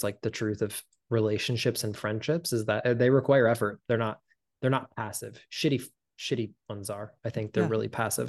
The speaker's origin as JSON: {"language": "English", "region": "Midwest", "country": "United States", "said": "And I'm not whatsoever. I'm like from the Midwest"}